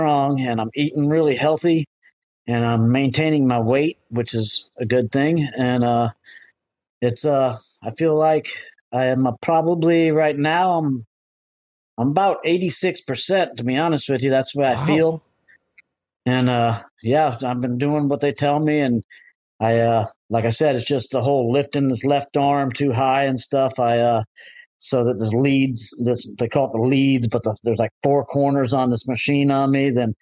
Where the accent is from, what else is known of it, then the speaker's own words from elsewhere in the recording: Florida, United States; I'm actually from Florida, which it's a windy place here